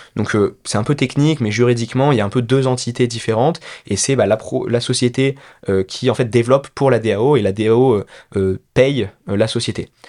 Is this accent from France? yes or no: yes; France; also born or lived in Peru; je suis né au Pérou, euh, père péruvien, mère française. Mais je suis très rapidement allé en France. Mes parents se sont séparés et du coup je suis parti avec ma mère quand j'avais 4 ans, quelque chose comme ça, en France. Donc j'ai fait toute ma scolarité en France, élevé uniquement avec ma mère.